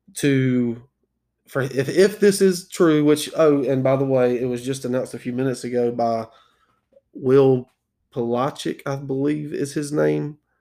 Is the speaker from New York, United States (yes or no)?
no; South Carolina, United States; I am from South Carolina